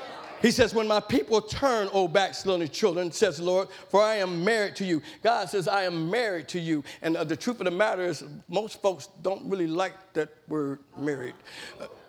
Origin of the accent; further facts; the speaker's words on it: Madisonville, United States; growing up in East End